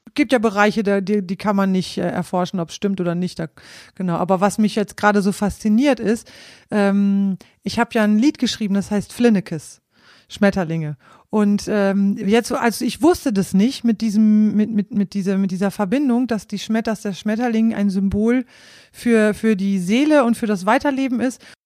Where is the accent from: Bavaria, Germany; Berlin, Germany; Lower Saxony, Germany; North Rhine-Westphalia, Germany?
Lower Saxony, Germany; East Frisia; ich stamme aus Ostfriesland